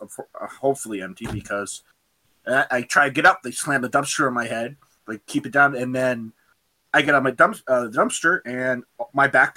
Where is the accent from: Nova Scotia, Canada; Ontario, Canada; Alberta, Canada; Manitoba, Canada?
Alberta, Canada; I'm a Canadian, Alberta.